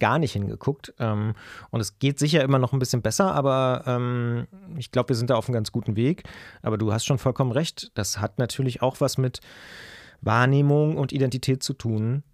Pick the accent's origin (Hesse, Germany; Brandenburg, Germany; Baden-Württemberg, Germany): Brandenburg, Germany; Potsdam; moved away as an adult; now in Leipzig, Germany; Ursprünglich komme ich oder geboren wurde ich in Potsdam. Ähm, das heißt, ich bin quasi Brandenburger, da auch lange aufgewachsen und dann irgendwann zum Studieren nach Leipzig gegangen